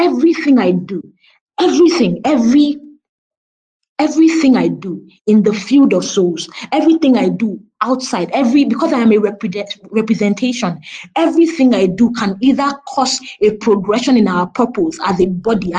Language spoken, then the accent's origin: English; Nigeria; which part of Africa are you from? You said, oh, I'm Nigerian.